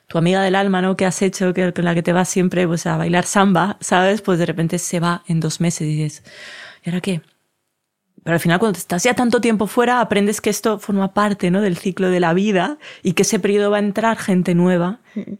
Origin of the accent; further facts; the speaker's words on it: Colombia; Yo soy de Colombia, que es azul